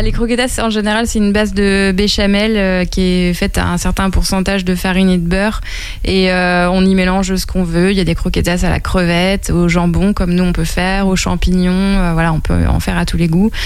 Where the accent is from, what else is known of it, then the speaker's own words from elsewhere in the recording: Angers, Pays de la Loire, France; moved away as an adult; also born or lived in Paris; c'est ma ville natale. Euh, je suis partie d'Angers, j'avais 18 ans